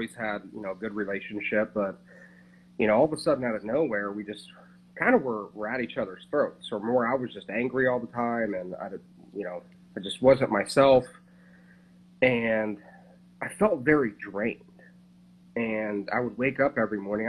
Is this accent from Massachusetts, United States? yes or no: no; Coshocton, Ohio, United States; coming from my hometown in Ohio, Coshocton